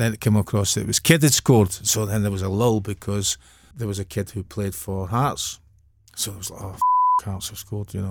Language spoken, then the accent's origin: English; Airdrie, Scotland, United Kingdom; also born or lived in Bellshill; I was born in Bellshill, but I'm from Airdrie.